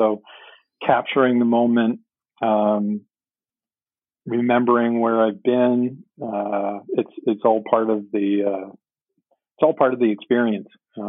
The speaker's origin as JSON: {"language": "English", "region": "Ontario", "country": "Canada", "said": "I don't know if you mentioned at the beginning, but I'm from Ontario, Canada."}